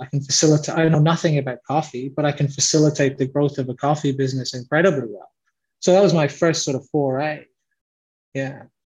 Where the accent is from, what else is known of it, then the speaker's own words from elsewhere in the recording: Leitrim, Connacht, Ireland; accent: Irish; moved away as an adult; now in Australia; me and my five siblings grew up with uh, with mum in Ireland alone. So we grew up in this very rural area. Um, it's called Leitrim.